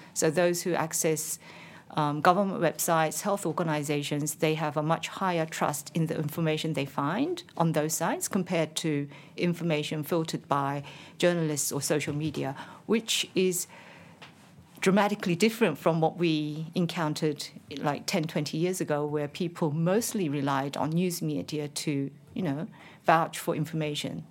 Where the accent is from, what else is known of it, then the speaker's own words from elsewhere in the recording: South Korea; moved away as an adult; now in Canberra, Australia; when I was very young, I worked as a writer for a major broadcast, uh, in Korea called K B S.